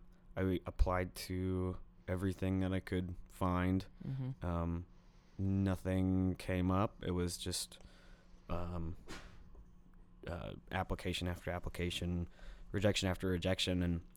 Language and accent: English; Forest, Virginia, United States; My home base is my where my parents live, where I grew up in Forest, Virginia.